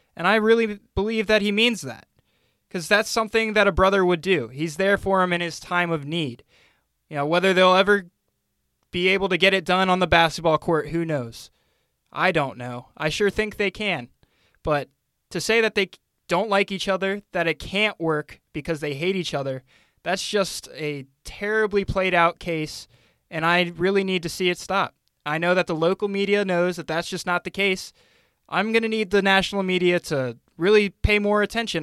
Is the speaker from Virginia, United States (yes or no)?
yes; Northern Virginia, United States; growing up in Northern Virginia